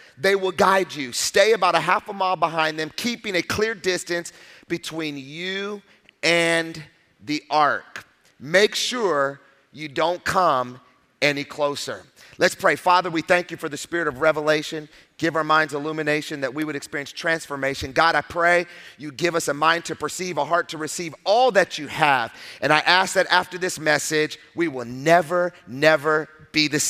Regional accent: Palm Springs, California, United States; I'm from Palm Springs

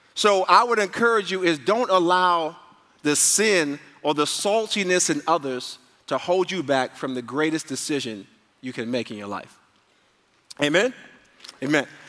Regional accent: New York, United States; moved away; I grew up in New York, and people didn't have like people didn't have cars in New York.

